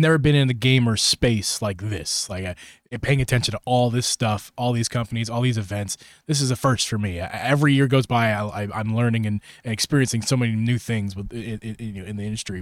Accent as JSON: {"language": "English", "country": "United States", "said": "as an American"}